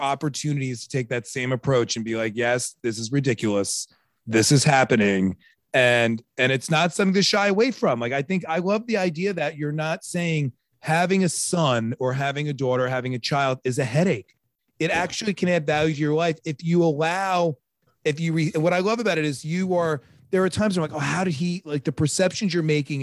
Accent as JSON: {"language": "English", "area": "Long Island", "region": "New York", "country": "United States", "said": "I'm from Long Island"}